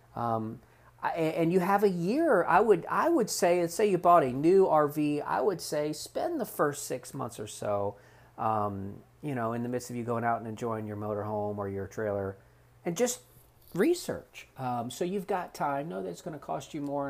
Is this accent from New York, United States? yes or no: no; South Florida, United States; now in North Carolina, United States; growing up in South Florida